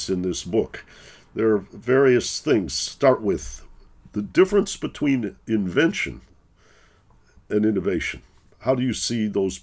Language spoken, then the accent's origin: English; Detroit, Michigan, United States; also born or lived in Northern California; now in New York, United States; I live in New York. My family has a home in Northern California, and I'm from Detroit, what we call flyover America